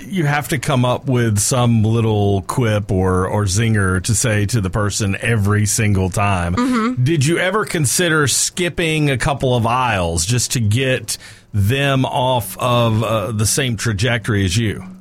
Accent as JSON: {"language": "English", "area": "Atlanta suburbs", "region": "Georgia", "country": "United States", "tie": "born or raised there", "said": "that's where I grew up"}